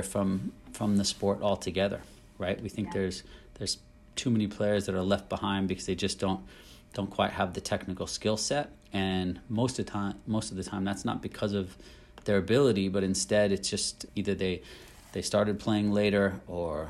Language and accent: English; United States; moved away as an adult; as an American growing up wanting to be a footballer